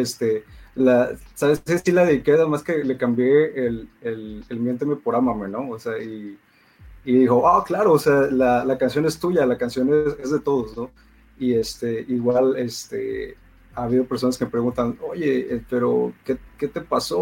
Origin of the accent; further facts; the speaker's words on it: Poza Rica, Veracruz, Mexico; also born or lived in Ciudad del Carmen, Campeche; soy de la ciudad de Poza Rica, Veracruz